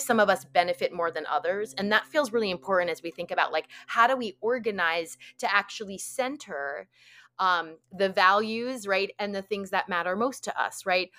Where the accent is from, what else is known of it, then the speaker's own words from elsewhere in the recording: New York, United States; I grew up in New York